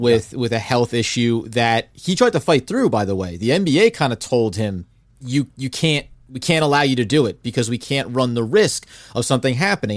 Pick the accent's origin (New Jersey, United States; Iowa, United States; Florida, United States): New Jersey, United States; I'm a guy from New Jersey.